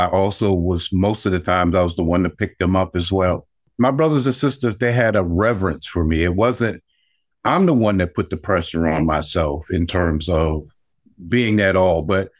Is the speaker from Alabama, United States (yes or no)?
yes; Alabama, United States; you know, I grew up in Alabama during the 1960s at the beginning of the civil rights movement.